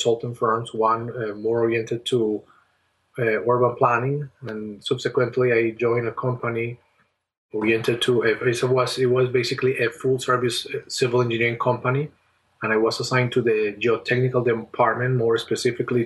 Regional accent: Colombia; moved away as an adult; I have a family member who used to work in my home country in Colombia

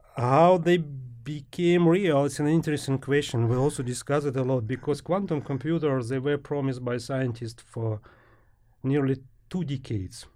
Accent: Ukraine; moved away as an adult; also born or lived in Germany; Originally from Ukraine.

